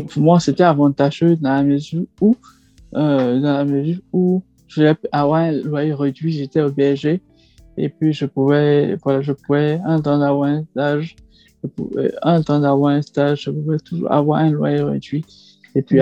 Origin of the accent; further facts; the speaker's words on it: Côte d’Ivoire; moved away as an adult; now in Île-de-France, France; ivoirien, ressortissant ivoirien, et puis je suis en France depuis 2017